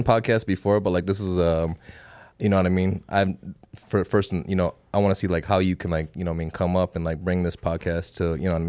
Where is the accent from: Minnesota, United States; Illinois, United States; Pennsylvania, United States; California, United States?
Minnesota, United States; Saint Paul; now in Las Vegas, United States; No, I was born and raised in the Twin Cities, St. Paul, Minneapolis. So I came out here about 10 years ago.